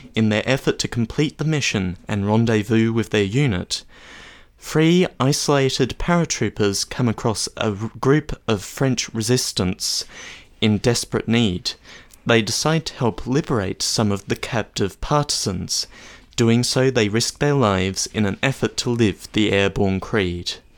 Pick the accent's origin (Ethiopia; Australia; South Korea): Australia; as an Australian